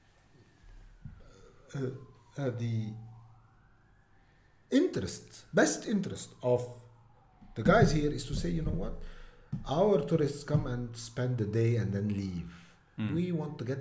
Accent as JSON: {"language": "English", "town": "Deir al-Qamar", "region": "Mount Lebanon", "country": "Lebanon", "tie": "born or raised there", "second_language": "English", "said": "Deir al-Amar has, my hometown, has very nice historical heritage"}